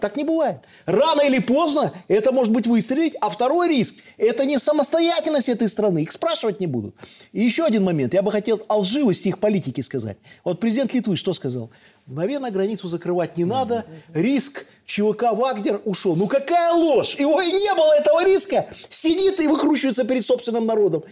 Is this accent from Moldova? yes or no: no; Belarus; Я белорус